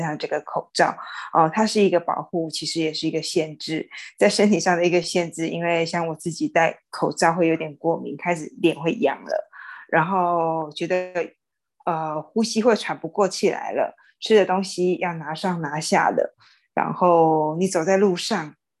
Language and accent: Chinese; Xinhua, Tainan, Taiwan; moved away; 回到我新化的家乡